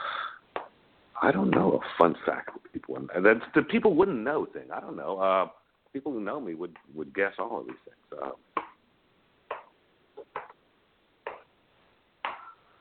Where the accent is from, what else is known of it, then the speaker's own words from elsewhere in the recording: San Antonio, Texas, United States; I grew up in San Antonio, and just being in Texas